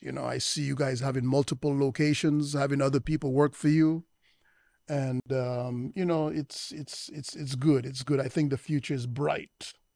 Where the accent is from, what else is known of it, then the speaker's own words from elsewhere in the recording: United States; I was born in the United States